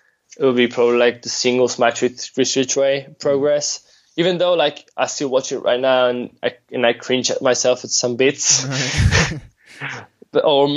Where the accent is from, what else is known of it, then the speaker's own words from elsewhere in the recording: Spain; also born or lived in Madrid / United Kingdom; us being Spanish, like the only Spanish wrestlers like wrestling in the UK